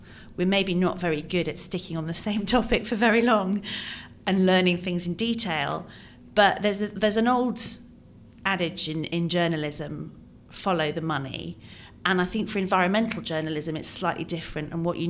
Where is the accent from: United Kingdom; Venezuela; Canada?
United Kingdom; England; also born or lived in Ireland; I grew up in England and Ireland. I moved around a lot, went to 15 schools.